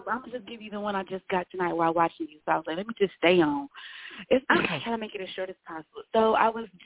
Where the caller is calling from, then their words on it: Dallas, Texas, United States; I'm calling in from Dallas, Texas.